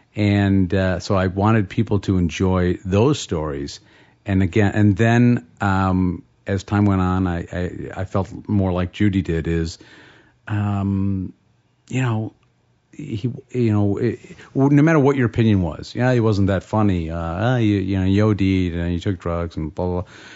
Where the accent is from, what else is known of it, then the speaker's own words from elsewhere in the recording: Madison, Wisconsin, United States; we grew up in Madison, Wisconsin.